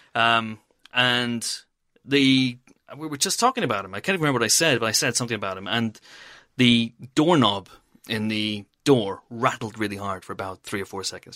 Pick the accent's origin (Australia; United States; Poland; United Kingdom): United Kingdom; Banbridge, Northern Ireland; moved away; I went once to a football match for my hometown, Baton Rouge in Northern Ireland.